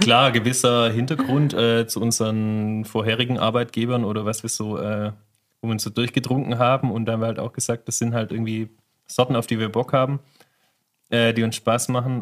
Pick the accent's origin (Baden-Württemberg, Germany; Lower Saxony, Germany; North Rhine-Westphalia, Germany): Baden-Württemberg, Germany; Remstal; now in Hessigheim, Germany; Ich bin Remstäler